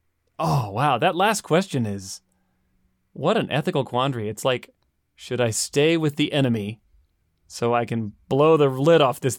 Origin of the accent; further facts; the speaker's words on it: Latvia; At my home country of Latvia, it is very common to work and study simultaneously.